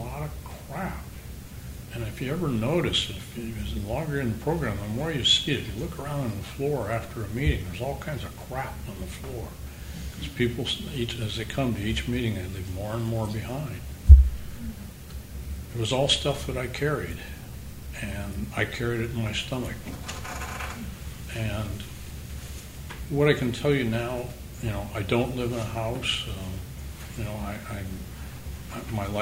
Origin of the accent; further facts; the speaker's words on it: Midwest, United States; I grew up in the Midwest